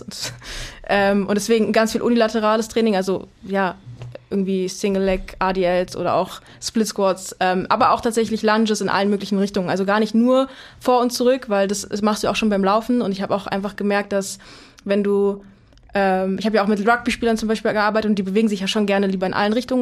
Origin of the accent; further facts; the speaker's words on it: Berlin, Germany; komme aus Berlin, ähm, also ah. nicht ursprünglich, aber ich bin mit Berlin aufgewachsen